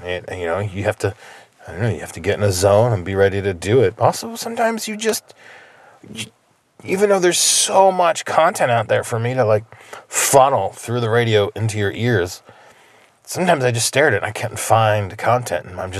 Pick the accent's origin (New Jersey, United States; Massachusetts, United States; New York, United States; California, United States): New Jersey, United States; outside Philadelphia; moved away; I grew up in New Jersey. Yeah. I grew up outside Philly.